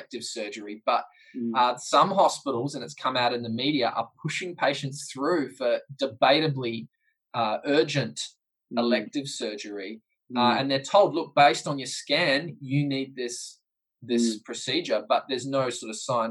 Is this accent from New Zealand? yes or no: yes; New Zealand; as a New Zealander